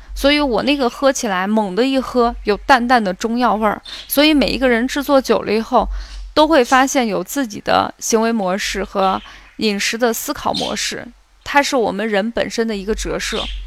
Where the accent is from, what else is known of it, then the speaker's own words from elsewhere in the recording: Xi'an, Shaanxi, China; 我们西安人